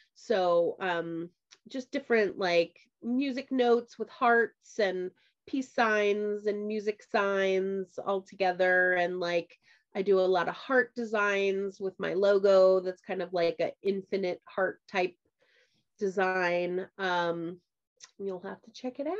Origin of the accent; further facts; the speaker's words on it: Midwest, United States; I grew up in the Midwest